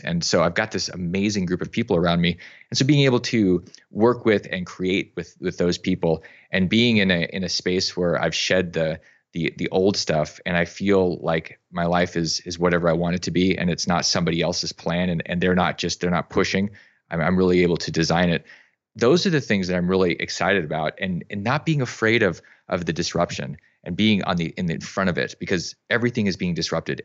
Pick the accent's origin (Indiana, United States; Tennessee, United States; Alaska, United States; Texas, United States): Alaska, United States; I grew up in Alaska